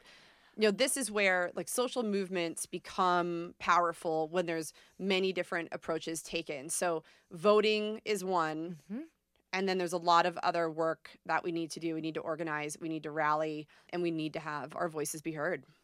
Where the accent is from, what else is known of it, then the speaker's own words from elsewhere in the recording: New York, United States; moved away; I'm from New York originally